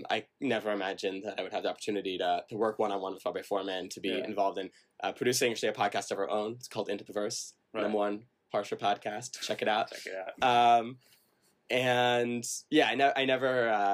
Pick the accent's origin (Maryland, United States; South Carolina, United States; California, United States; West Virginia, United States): Maryland, United States; Silver Spring; moved away as an adult; also born or lived in Lower Merion, Pennsylvania / Ann Arbor, Michigan; now in Jerusalem, Israel; spent most of my childhood in Silver Spring, Maryland